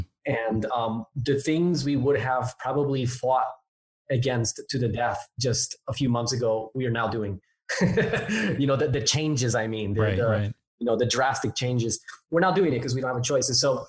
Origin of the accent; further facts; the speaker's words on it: Newark, New Jersey, United States; accent: a bit all over the place; also born or lived in Hawaii; I'm originally from Jersey. I'm a Jersey boy, born and raised in Newark, New Jersey, actually. And my accent is a little bit all over the place because even though I'm from Jersey, I lived in Hawaii for 4 years.